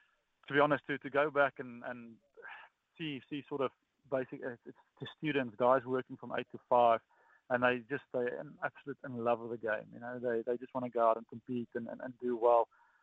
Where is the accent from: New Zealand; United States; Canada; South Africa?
South Africa; As a South African, when you're born and when you grow up, your dad, when you go to your first scan, he'll ask